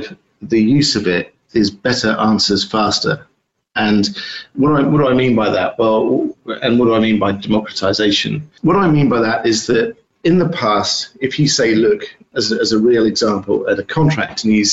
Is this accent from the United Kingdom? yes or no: yes; United Kingdom; now in United States; I'm based in the US, although you can tell that I'm a Brit